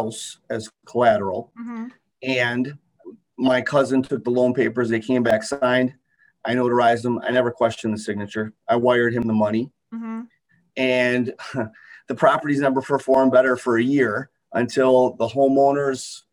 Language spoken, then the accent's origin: English; Kenosha, Wisconsin, United States; also born or lived in Milwaukee, Wisconsin; I'm born and raised in Kenosha, Wisconsin